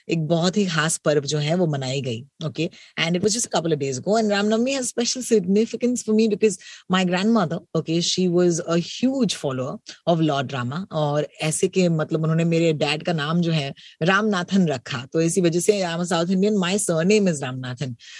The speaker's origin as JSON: {"language": "Hindi", "town": "Mumbai", "region": "Maharashtra", "country": "India", "said": "ये तो मेरी मुंबई है ये तो मेरा अपना शहर है"}